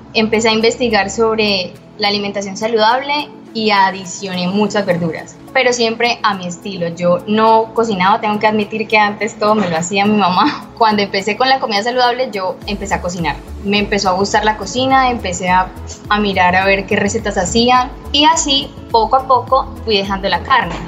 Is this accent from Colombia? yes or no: yes; Bucaramanga, Santander, Colombia; now in Cartagena, Colombia; vivo en la ciudad de Cartagena, pero soy de Bucaramanga, Santander